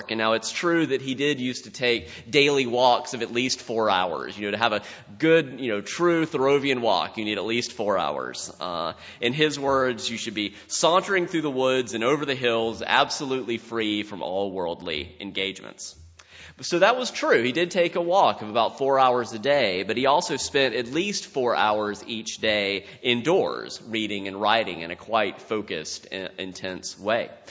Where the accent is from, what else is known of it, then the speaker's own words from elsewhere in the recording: South Carolina, United States; growing up in South Carolina